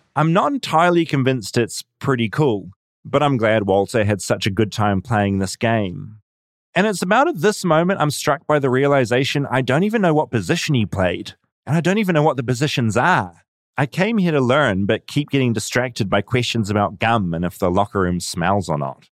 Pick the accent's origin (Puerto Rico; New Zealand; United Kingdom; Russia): New Zealand; I'm from New Zealand